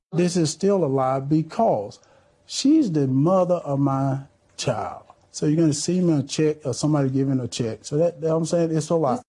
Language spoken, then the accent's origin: English; Johnson County, Georgia, United States; This is from my hometown. This is from Johnson County